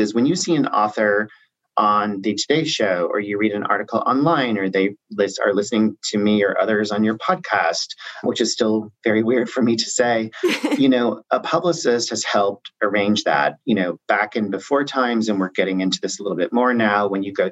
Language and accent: English; Southern Illinois, United States; moved away as an adult; now in New York, United States; I grew up in Southern Illinois, and I went to SIU, Southern Illinois University, Carbondale, go Salukis.